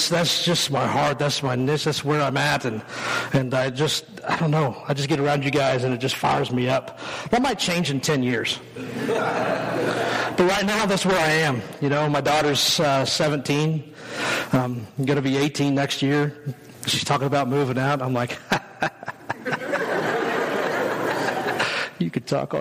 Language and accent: English; western Kansas, United States; I grew up in western Kansas, like tumbleweed land. That's where I grew up